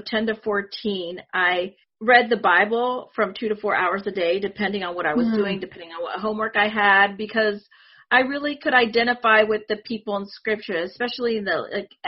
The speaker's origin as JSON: {"language": "English", "region": "Northwest Pennsylvania", "country": "United States", "tie": "born or raised there", "also_born_or_lived": "Puerto Rico / California", "first_language": "Spanish", "second_language": "English", "said": "I lived there for a couple of years, maybe until I was three, then moved to California for a little bit, and then to Northwest Pennsylvania"}